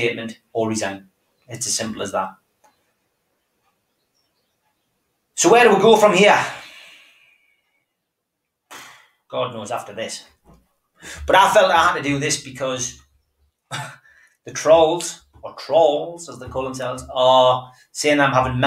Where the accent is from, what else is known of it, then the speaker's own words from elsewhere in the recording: Gateshead, North East England, United Kingdom; from Gateshead